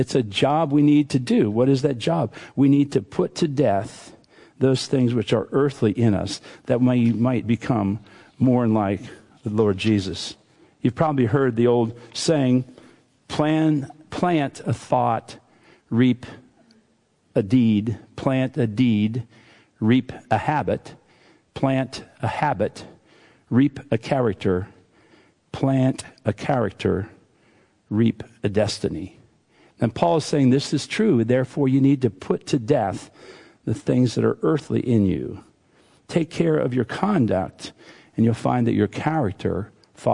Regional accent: Western Pennsylvania, United States; I grew up in Western Pennsylvania, and we did not have accents where I grew up, because everybody talked like us

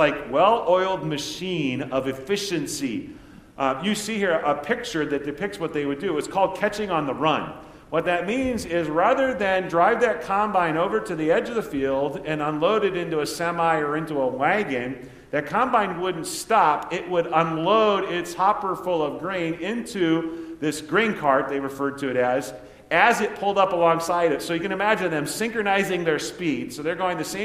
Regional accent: Nebraska, United States; when I was growing up in Nebraska

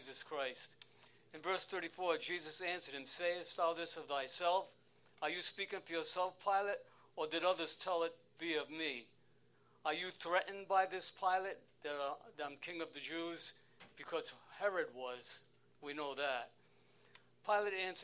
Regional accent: Providence, Rhode Island, United States; moved away as an adult; now in Maine, United States; I'm originally from Providence, Rhode Island. Federal Hill, the Italian section, Little Italy. I lived on Spaghetti Lane.

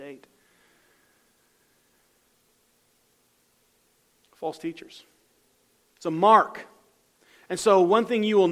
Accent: United States

